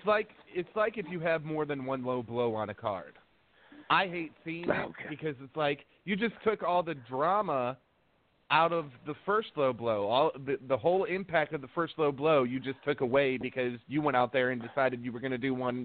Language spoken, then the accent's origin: English; Crewe, Illinois, United States; I am from about 2 hours south of Chicago.